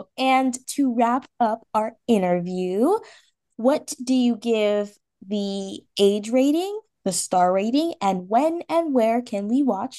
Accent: Washington, District of Columbia, United States; from Washington, D.C., and you're listening to Kids First Coming Attractions.

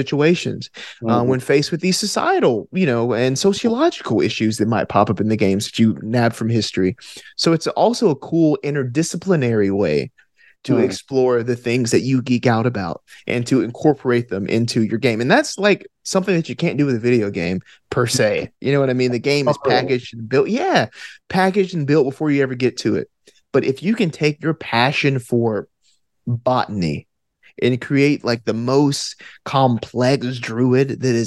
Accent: Alabama, United States; accent: Alabama; my Alabama accent

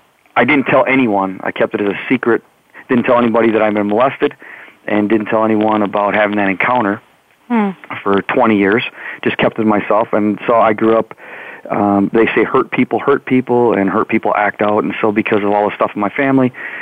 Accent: Wisconsin, United States; I'm from Wisconsin and born and raised right in the middle, the dead center of the state

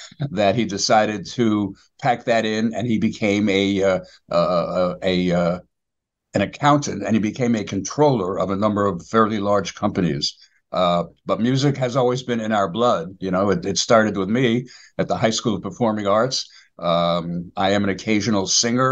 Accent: New York City, New York, United States; I was born and raised in the Bronx, and I went to public schools in the Bronx

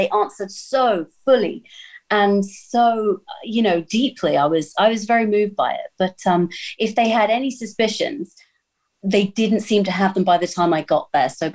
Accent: United Kingdom; I'm British

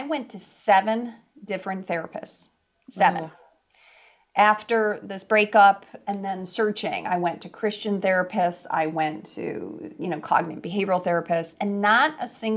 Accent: Chicago, Illinois, United States; moved away as an adult; also born or lived in California; I moved out actually from Chicago, which is where I was born and raised, to California

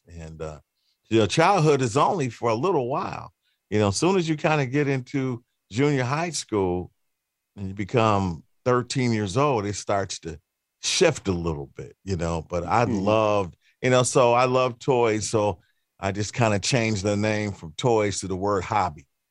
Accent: Cleveland, Ohio, United States; I'm from Cleveland, Cleveland, mm-hmm. Ohio. So uh, growing up in Cleveland

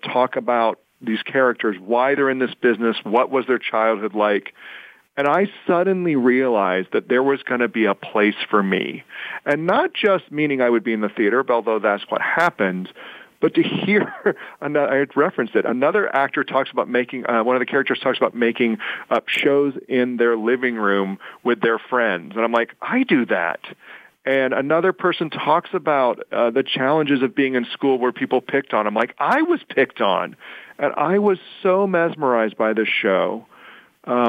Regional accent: Plano, Texas, United States; moved away as an adult; now in Pittsburgh, United States; I grew up in Texas

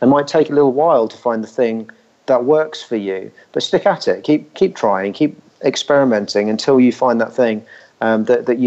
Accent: Richmond, London, United Kingdom; Richmond, which is my hometown.

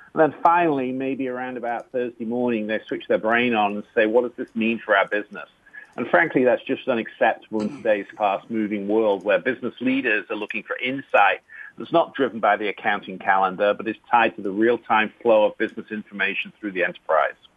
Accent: England, United Kingdom; now in Ohio, United States; being an Englishman, we grew up with no cuisine

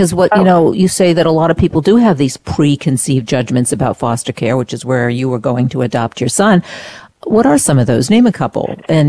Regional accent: Maine, United States; that's where I was born and brought up in Maine

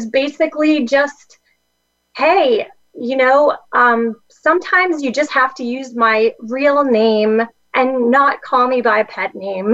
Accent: Lehigh Valley, Pennsylvania, United States; I won the Lehigh Valley Music Awards in my hometown

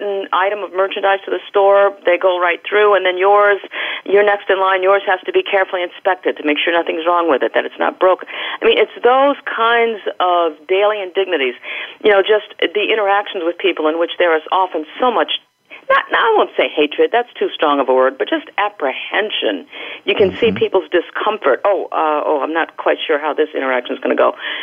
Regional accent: United States; I've spent my life in the United States

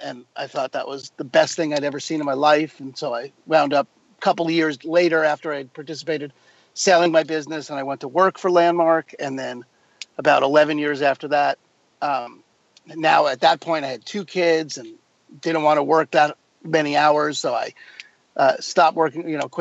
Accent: New York, United States; moved away as an adult; also born or lived in New Mexico; now in Seattle, United States; I grew up in New York

